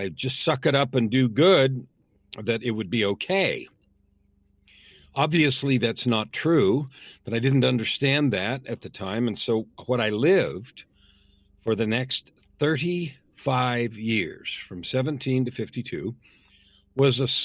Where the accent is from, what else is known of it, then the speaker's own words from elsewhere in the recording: San Francisco, California, United States; I was born in San Francisco, grew up in the San Francisco Bay Area